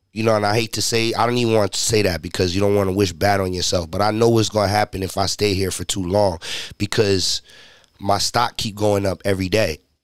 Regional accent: Haverstraw, New York, United States; I'm from Haverstraw, New York

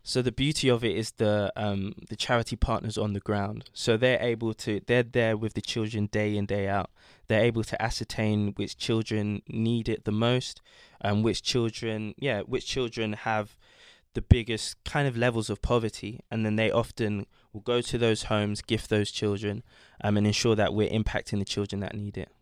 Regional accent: London, United Kingdom; I was born in London, but both my parents are from Ghana

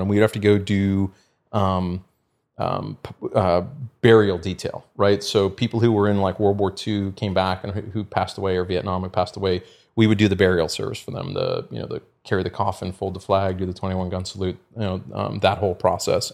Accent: the Bay Area, California, United States; I grew up in California and, you know, the Bay Area

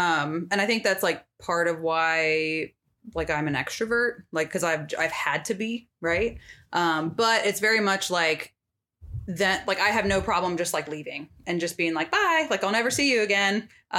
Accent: Wiesbaden, Hesse, Germany; born there; So, I was born in Germany and we lived like lots of places.

